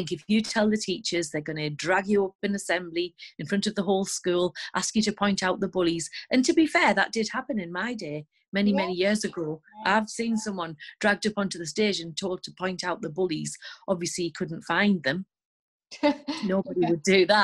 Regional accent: the north of England, United Kingdom; accent: northern English; As you can probably tell by my accent, I live in the north of England

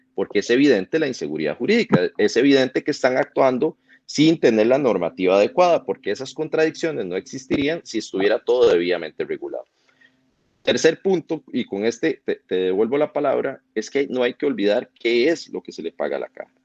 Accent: Costa Rica; nosotros como costarricenses

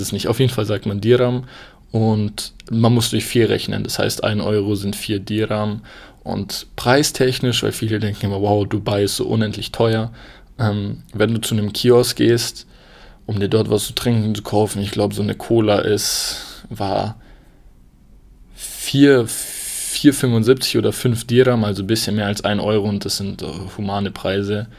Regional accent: Germany; bei uns in Deutschland

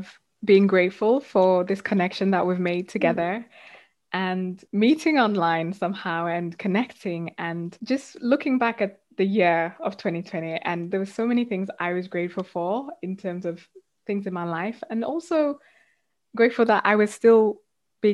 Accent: South Africa; now in United Kingdom; I grew up in South Africa and then moved to the UK

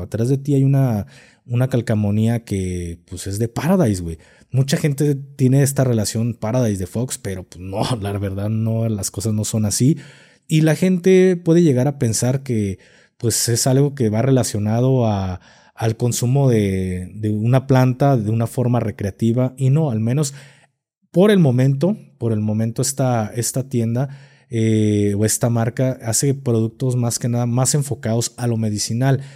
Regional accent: Guadalajara, Jalisco, Mexico; aquí en Guadalajara somos muy creyentes

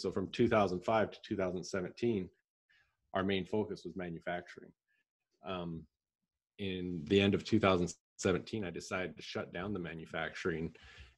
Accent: Southern Alberta, Canada; moved away as an adult; now in Gilbert, United States; I'm originally from Canada, Southern Alberta, and I now live in Gilbert, Arizona in the US

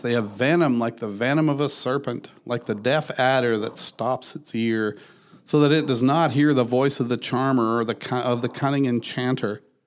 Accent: Canada; I'm a Canadian

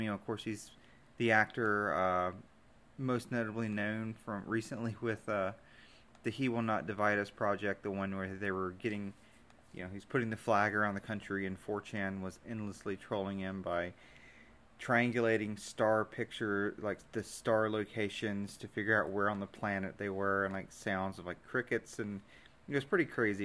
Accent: Deep South, United States; being from the from the deep south, you know, it's it's a very evangelical place, and even though I was raised and confirmed in Methodism

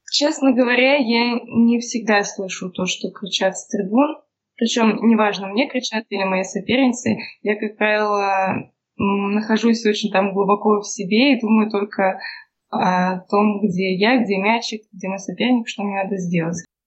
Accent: Nizhny Novgorod, Nizhny Novgorod Oblast, Russia; мы все из Нижнего Новгорода, и все какое-то время вместе тренировались

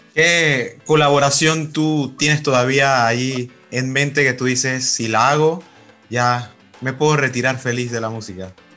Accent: Panama; como panameño

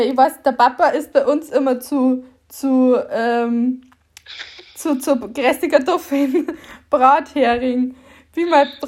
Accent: Bavarian Forest, Germany; accent: Bavarian; Und wir kommen beide aus dem Bayerischen Wald. Und wir, also, nein, du kommst mehr aus dem Bayerischen Wald als ich aus dem Bayerischen Wald komme

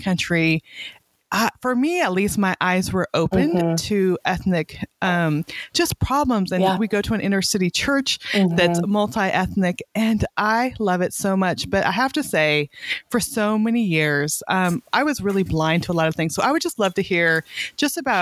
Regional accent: Weed, California, United States; also born or lived in Montana; now in Little Rock, United States; I grew up in Northern California, right on the Oregon border in a town called Weed

